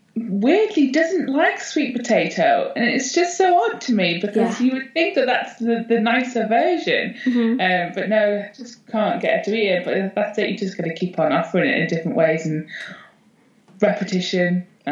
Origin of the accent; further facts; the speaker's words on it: Northumberland, North East England, United Kingdom; also born or lived in Netherlands / Scottish Borders, Scotland; And then we slowly moved our way down into Northumberland, lived in a couple of different houses. And then I spent most of my teen years, pretty much all my teen years in Northumberland